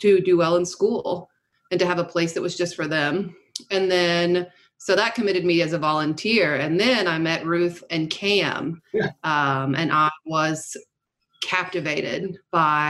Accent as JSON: {"language": "English", "town": "Memphis", "region": "Tennessee", "country": "United States", "said": "I'm from Memphis, and I was in my last semester at Rhodes"}